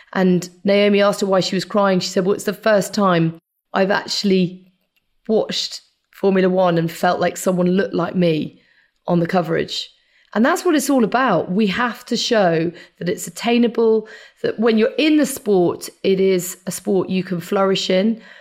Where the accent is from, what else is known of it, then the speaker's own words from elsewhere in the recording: United Kingdom; I was actually born very near to Silverstone